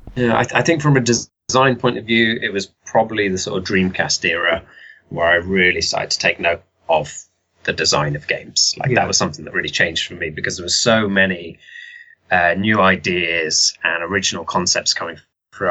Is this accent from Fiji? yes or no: no; Telford, West Midlands, United Kingdom; I'm from Telford. Uh, I've always lived there